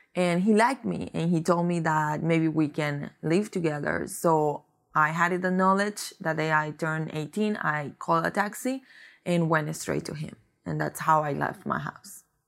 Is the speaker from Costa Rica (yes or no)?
yes; Costa Rica; moved away; I am from Costa Rica mm-hmm. originally, and I came in here about maybe ten years ago